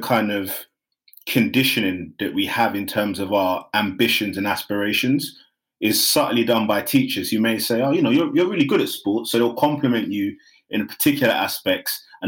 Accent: London, United Kingdom; also born or lived in Nigeria; growing up in Hackney, before it was posh, before the Olympics came, there was a lot of deprivation

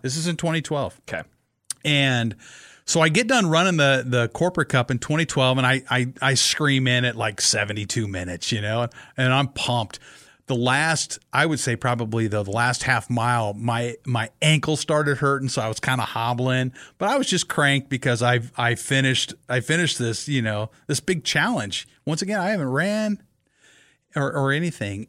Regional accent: Kearney, Nebraska, United States; I grew up in Kearney, Nebraska

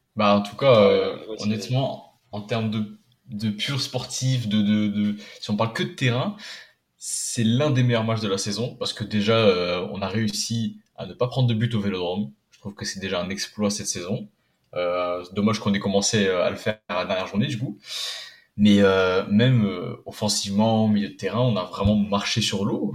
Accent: Poland; en tant que Polonais

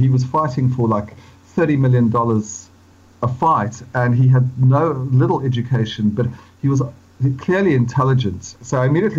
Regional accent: Johannesburg, Gauteng, South Africa; born or raised there; moved away as an adult; now in London, United Kingdom

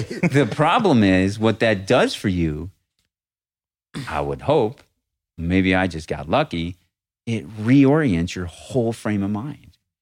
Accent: Rochester, New York, United States; moved away; I was raised in Rochester, New York.

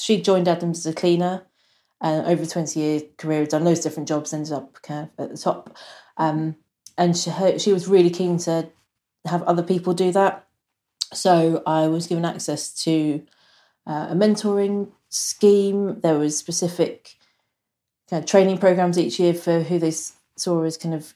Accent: Suffolk, East of England, United Kingdom; now in Wokingham, United Kingdom; I grew up in Suffolk

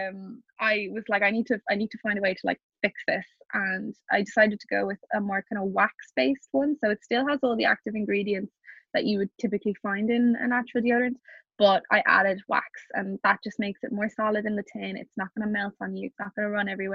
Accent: Ireland; being Irish

